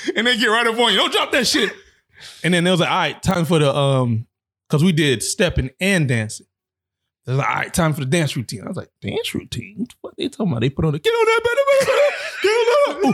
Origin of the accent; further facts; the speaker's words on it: South Florida, United States; I'm from South Florida